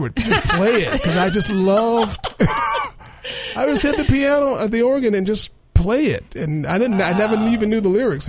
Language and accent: English; Texas, United States; accent: Texan; Throw my Texan accent in a couple of those lines.